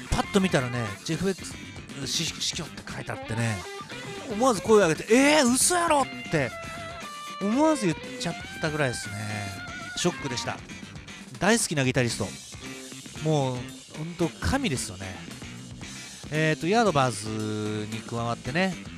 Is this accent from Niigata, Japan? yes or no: yes; Niigata, Japan; 新潟市で生まれ